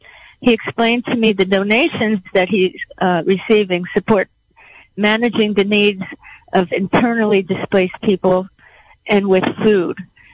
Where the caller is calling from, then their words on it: Fort Bragg, California, United States; I'm calling from Fort Bragg, California. We're on the coast at the edge of the Pacific Ocean.